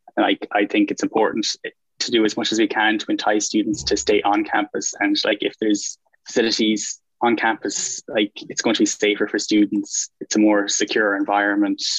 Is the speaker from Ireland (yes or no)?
yes; Galway, Connacht, Ireland; I'm from Galway, and I'm a fourth year mechanical engineer